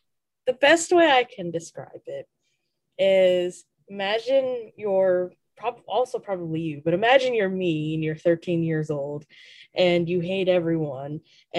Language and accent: English; United States; As an American